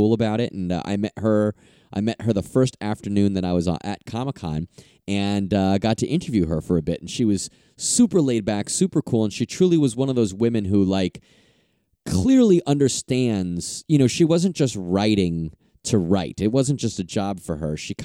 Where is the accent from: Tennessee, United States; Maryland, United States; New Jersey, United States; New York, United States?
New York, United States; I'm from New York